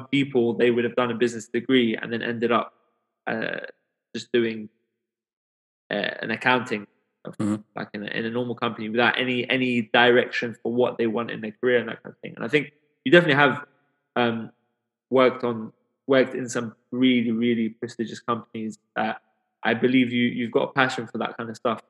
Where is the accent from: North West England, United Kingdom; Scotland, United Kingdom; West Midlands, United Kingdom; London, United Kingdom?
London, United Kingdom; growing up in London, coming from an immigrant background